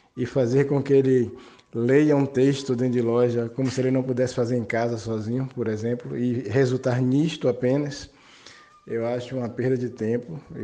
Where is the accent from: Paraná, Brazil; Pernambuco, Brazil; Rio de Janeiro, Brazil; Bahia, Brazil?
Bahia, Brazil; Salvador; sou de Salvador, Bahia